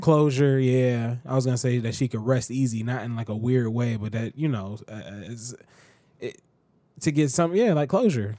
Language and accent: English; United States